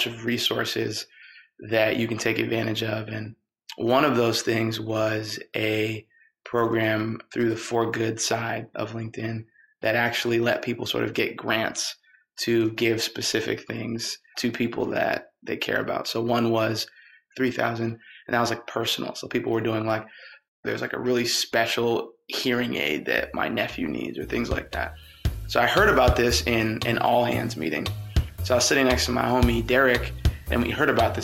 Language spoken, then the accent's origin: English; New Hampshire, United States; I'm from New Hampshire.